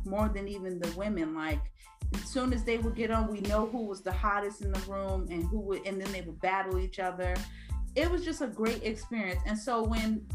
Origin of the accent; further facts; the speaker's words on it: New Jersey, United States; because I'm from Jersey